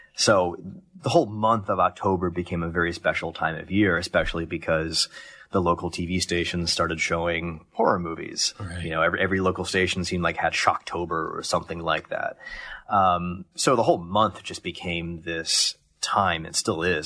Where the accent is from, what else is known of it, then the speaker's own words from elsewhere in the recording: Columbus, Ohio, United States; Columbus, Ohio.